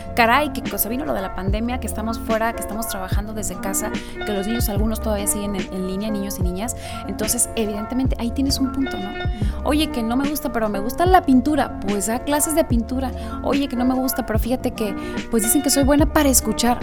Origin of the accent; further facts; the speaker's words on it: Mexico; nosotras como, como mexicanas, como, como mexicanos